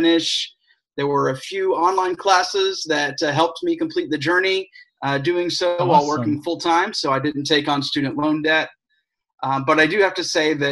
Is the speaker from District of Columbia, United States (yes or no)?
no; Atlanta, Georgia, United States; now in St. Petersburg, United States; originally from Atlanta